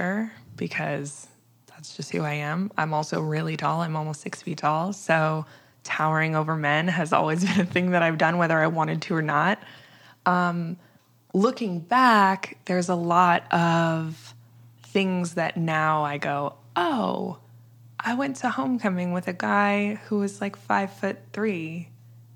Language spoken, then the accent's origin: English; Midwest, United States; I'm from the middle of the country. I'm from the Midwest